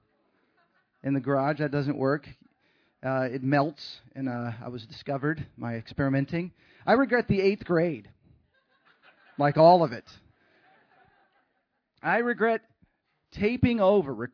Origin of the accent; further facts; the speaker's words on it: Texas, United States; moved away as an adult; also born or lived in Sacramento, California / Seattle, Washington / Los Angeles, California; kindergarten through college, I was in Texas